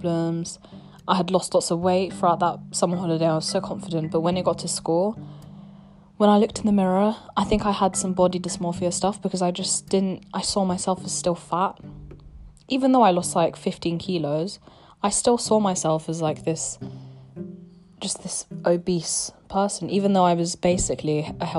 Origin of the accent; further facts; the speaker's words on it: United Kingdom; accent: British; I'm gonna be using my real British accent. This is how I speak